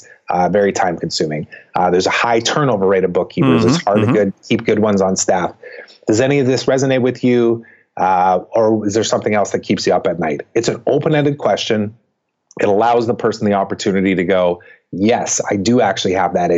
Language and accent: English; Canada; I'm Canadian